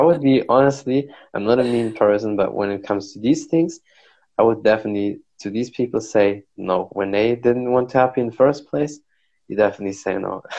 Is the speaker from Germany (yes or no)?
yes; Germany; I'm from Germany